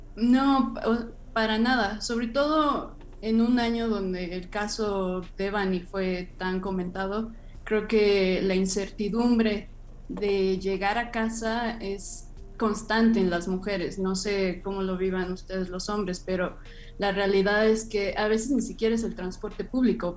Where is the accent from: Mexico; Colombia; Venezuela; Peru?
Mexico; Mexico City; yo soy de Iztapalapa, entonces también la periferia me ha enseñado a trasladarme en, horas o, no sé, las distancias son gigantes en la Ciudad de México